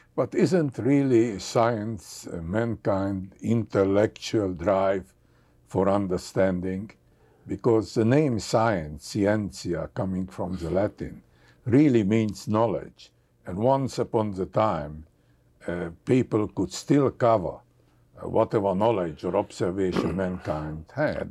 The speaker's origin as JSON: {"language": "English", "country": "Hungary", "moved": "yes", "said": "I come from Hungary"}